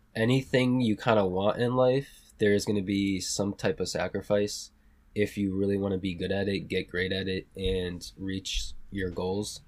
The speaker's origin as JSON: {"language": "English", "town": "South Hadley", "region": "Massachusetts", "country": "United States", "tie": "born or raised there", "also_born_or_lived": "Puerto Rico", "said": "I grew up in Western Mass, a small town called South Hadley"}